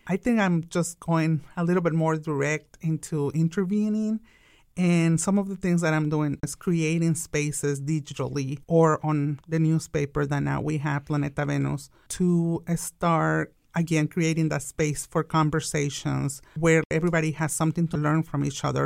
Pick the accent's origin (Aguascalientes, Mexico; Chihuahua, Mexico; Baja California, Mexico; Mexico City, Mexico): Baja California, Mexico; Tijuana; English is a second language; now in Wichita, United States; I'm an immigrant from Mexico. I was actually born in Tijuana, the most beautiful border from Mexico